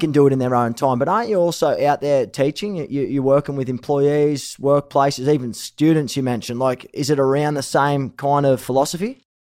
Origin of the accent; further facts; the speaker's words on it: Australia; moved away as an adult; now in Los Angeles, United States; I'm Aussie